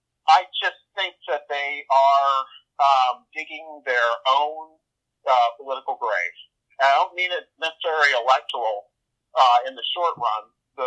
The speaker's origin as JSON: {"language": "English", "region": "the South", "country": "United States", "said": "I'm from the South"}